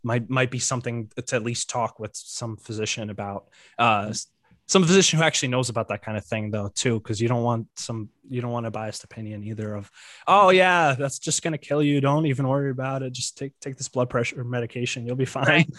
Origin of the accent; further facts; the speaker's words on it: Ukraine; moved away; I was born in Ukraine